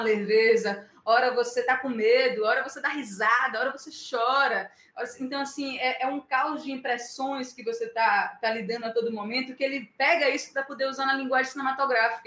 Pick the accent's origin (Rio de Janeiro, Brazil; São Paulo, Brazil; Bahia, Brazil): Bahia, Brazil; eu, como baiana 440 volts